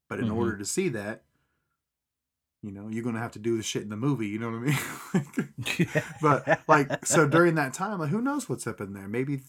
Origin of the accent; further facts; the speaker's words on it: Pratt, Kansas, United States; also born or lived in California; when I was a young... spry little child, we moved from California to Kansas. Kansas was a very big culture shock to me. We went to a small country type town, small little town in Pratt, Sawyer, Kansas.